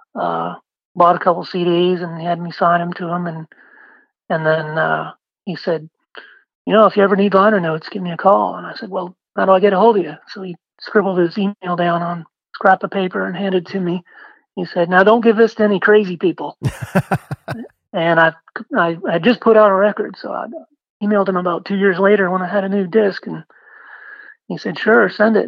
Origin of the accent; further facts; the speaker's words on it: Maine, United States; moved away as an adult; also born or lived in Portland, Maine; now in Austin, United States; I was from Maine